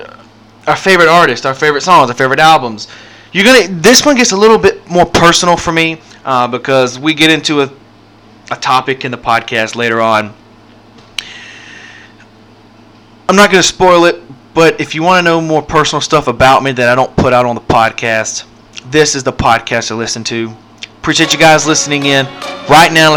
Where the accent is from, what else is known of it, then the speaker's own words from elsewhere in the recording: Mississippi, United States; I'm from Mississippi